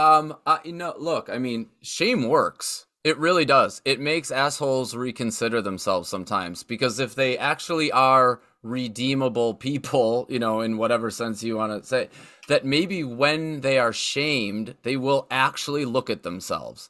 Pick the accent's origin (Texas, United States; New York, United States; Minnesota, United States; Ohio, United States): New York, United States; Buffalo; growing up in Western New York and, and there being so much nature even in the cities